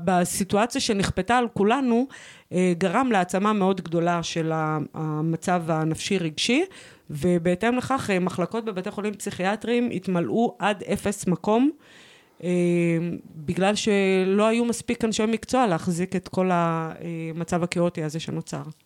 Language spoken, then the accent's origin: Hebrew; Kiryat Shmona, Northern District, Israel; גדלתי אה, בצל קטיושות, התבגרתי וצמחתי אה, בתוך אה, אה, עיירת... אה, אה, עיירת גבול אה, נפלאה, קריית שמונה